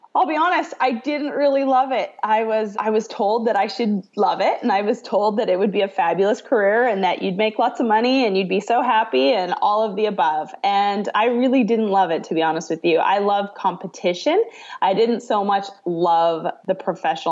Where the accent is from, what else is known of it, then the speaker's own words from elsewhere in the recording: Canada; moved away as an adult; now in Arkansas, United States; I'm originally from Canada. I grew up in Canada. I now actually call Arkansas home.